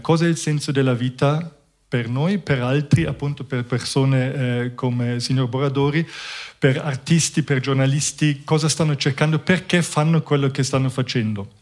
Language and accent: Italian; Munich, Bavaria, Germany; moved away; io sono cresciuto in Germania, a Monaco